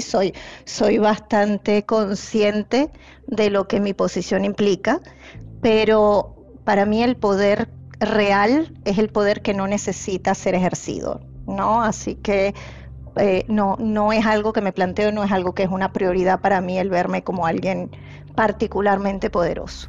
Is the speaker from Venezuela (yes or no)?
yes; Venezuela; moved away; Yo soy originalmente de Venezuela